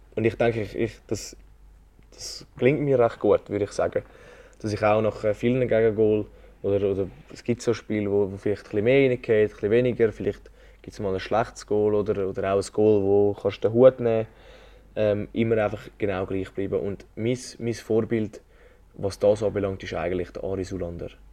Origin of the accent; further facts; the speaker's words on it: Zurich, Switzerland; also born or lived in Kloten; ich würde mich jetzt auch als Zürcher bezeichnen und äh, überhaupt nicht als Klotner